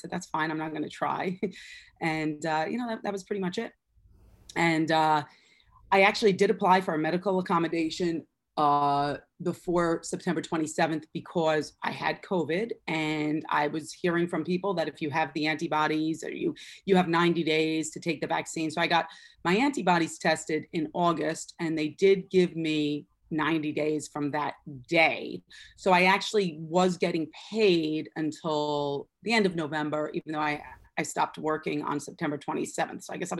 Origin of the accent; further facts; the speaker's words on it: Connecticut, United States; So I did find another teaching job and I worked in Connecticut, which is where I'm from.